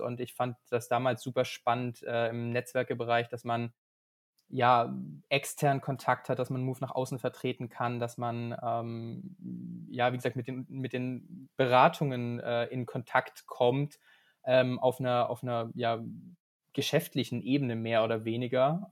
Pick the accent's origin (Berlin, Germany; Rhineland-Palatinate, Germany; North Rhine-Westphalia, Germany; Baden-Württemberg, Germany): Baden-Württemberg, Germany; Biberach; moved away as an adult; also born or lived in Munich / Shanghai; now in Münster, Germany; Ich komme gebürtig aus Biberach. Ähm, das ist in der Nähe vom Bodensee, ganz im Süden Deutschlands.